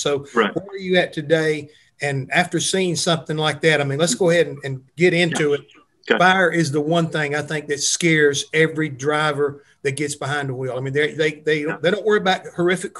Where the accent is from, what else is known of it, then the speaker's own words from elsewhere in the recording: Charlotte, North Carolina, United States; where I grew up in Charlotte, North Carolina